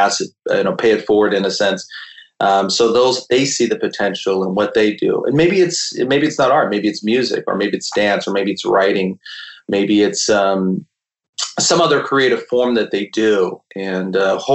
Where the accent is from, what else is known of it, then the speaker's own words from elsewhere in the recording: California, United States; we grew up in California